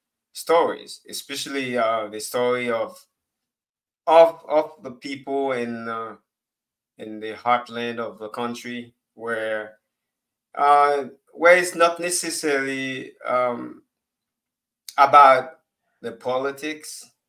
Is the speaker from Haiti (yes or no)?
yes; Haiti; First of all, I'm from Haiti.